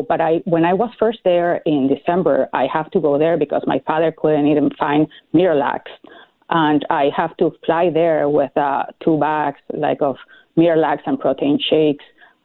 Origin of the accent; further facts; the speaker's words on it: Venezuela; moved away as an adult; Well, I grew up in Venezuela, and And I was there until I finished my law degree, and I worked for the Supreme Court before Chavez started his this new regime. So I haven't really lived in Venezuela since that 1998 when he won elections.